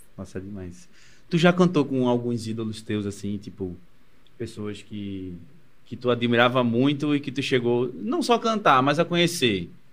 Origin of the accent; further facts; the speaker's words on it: Recife, Pernambuco, Brazil; Desde quando eu saí do Ibura, que eu vim pra cá